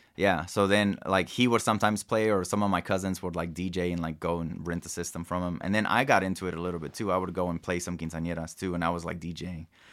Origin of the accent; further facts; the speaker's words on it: Kansas City, Missouri, United States; also born or lived in Mexico / New York / Denver; it was my neighborhood that I grew up in, and I was able to take over, uh, my family house where I grew up